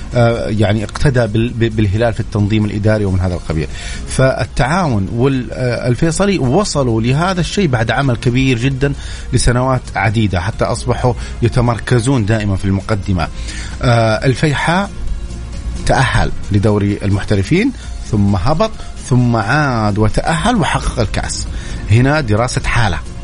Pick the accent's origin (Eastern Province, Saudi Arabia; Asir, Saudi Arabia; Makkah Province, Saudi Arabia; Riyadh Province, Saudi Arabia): Makkah Province, Saudi Arabia; Mecca; انا من اهل مكه يعني عشت في مكه ودرست في مكه